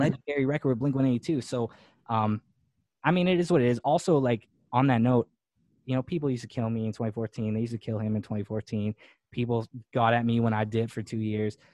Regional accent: Winnipeg, Manitoba, Canada; moved away as an adult; now in Los Angeles, United States; growing up in Winnipeg, Manitoba.

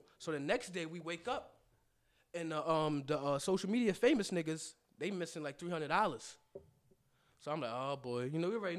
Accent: New York City, New York, United States; I grew up on Jamaica Ave.

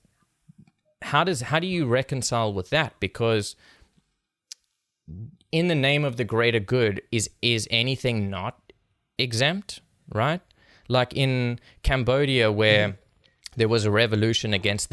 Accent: South Africa; moved away; I'm from South Africa, like I was born and raised there

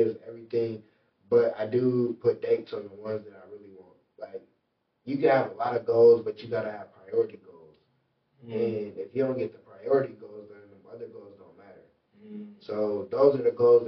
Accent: Michigan City, Indiana, United States; moved away as an adult; now in Indianapolis, United States; So as a kid, all the way to 18, I'm from Michigan City, Indiana.

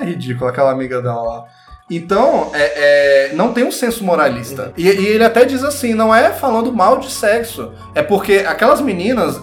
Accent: Brazil; nós que somos brasileiros

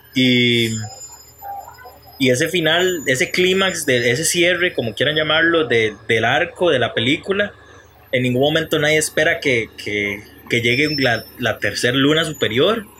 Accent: Juan Viñas, Cartago, Costa Rica; Yo no soy de Turrialba, yo soy de Juan Viñas

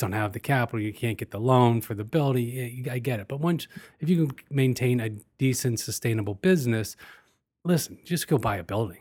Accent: United States; as an American

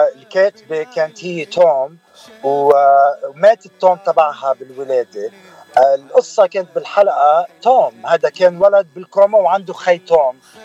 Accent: Bednayel, Beqaa, Lebanon; also born or lived in Dearborn, Michigan / Manhattan; now in Los Angeles, United States; من البقاع سهل البقاع من بدنايل ضيعت بدنايل اللي هي مش كتير بعيده عن زحله

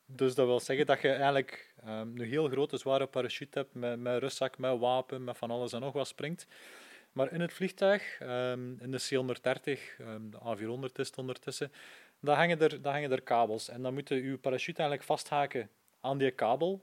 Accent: Poperinge, Flanders, Belgium; ik ben van Poperingen afkomstig

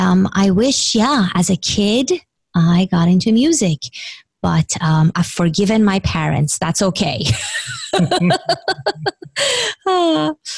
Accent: Iran; English is a second language; moved away; I grew up in Iran, and the only board game we would play, well, my parents would play, and we would watch them because I didn't speak English when I was younger

